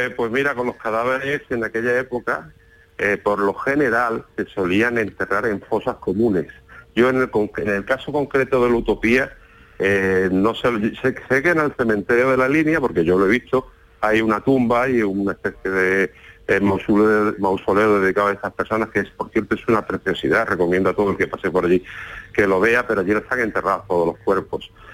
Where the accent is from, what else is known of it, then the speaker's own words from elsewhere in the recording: Málaga, Andalusia, Spain; now in Antequera, Spain; Yo soy malagueño aunque vivo en Antequera